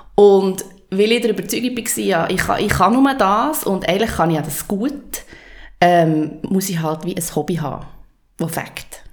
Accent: Switzerland; also ich bin in ähm, Matt aufgewachsen, im Oberland

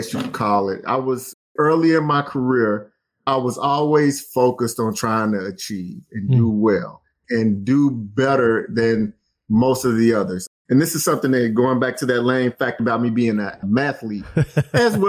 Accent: Alabama, United States; moved away as an adult; also born or lived in Tennessee / Indiana; I grew up in Alabama

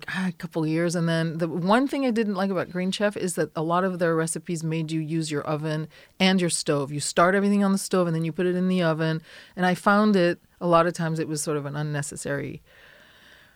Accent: France; now in United States

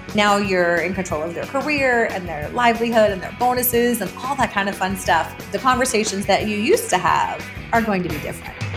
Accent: New York, United States; moved away as an adult; also born or lived in Belize; now in Mexico City, Mexico; as a New Yorker

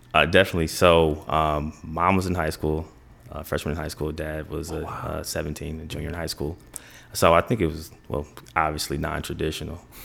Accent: Kalamazoo, Michigan, United States; moved away as an adult; now in Chicago, United States; I'm from Kalamazoo, Michigan.

